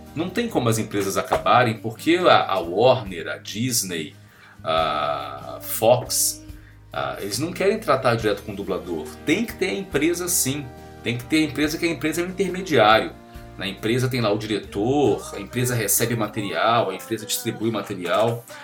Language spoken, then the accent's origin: Portuguese; Rio de Janeiro, Brazil; moved away as an adult; now in São Paulo, Brazil; sou carioca